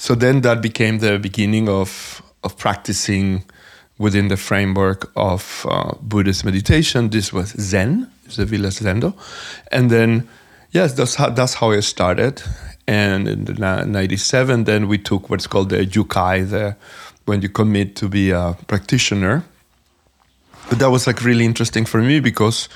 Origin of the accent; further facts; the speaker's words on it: Venezuela; moved away as an adult; also born or lived in New York; I am originally from Venezuela, and I moved to New York in 1994 to dance.